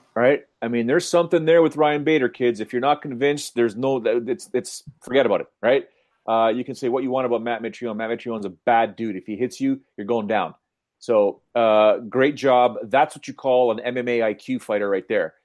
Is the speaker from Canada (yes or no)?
yes; Canada; James and I being Canadian